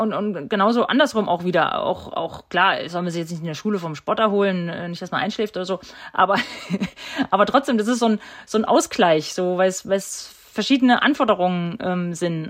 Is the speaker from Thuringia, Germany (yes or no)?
yes; Steinbach-Hallenberg, Thuringia, Germany; Ich war kurz weg und ich bin wieder zurückgekommen, weil es mir hier einfach gefällt, weil mir meine Familie wichtig ist und, und weil ich mich hier einfach wohlfühle ja, und weil es meine Heimat ist